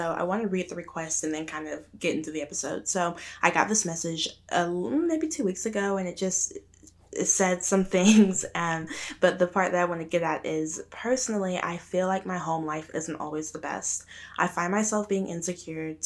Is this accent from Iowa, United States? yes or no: no; Arkansas, United States; moved away; growing up in Arkansas and like out in the country